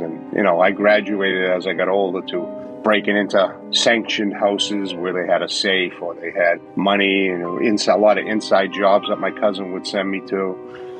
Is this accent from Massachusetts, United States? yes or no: yes; Boston, Massachusetts, United States; I was born in Boston, Massachusetts, the mean streets of Boston, October of 1962. We lived in a three family home